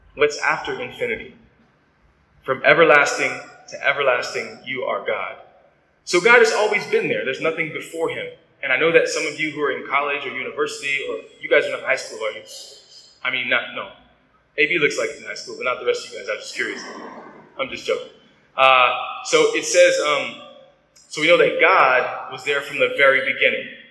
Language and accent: English; United States; I'm I'm an American.